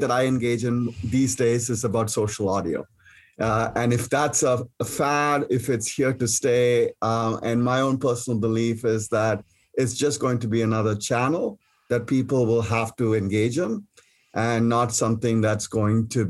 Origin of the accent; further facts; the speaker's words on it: India; moved away as an adult; now in United States; I came from India to pursue my master's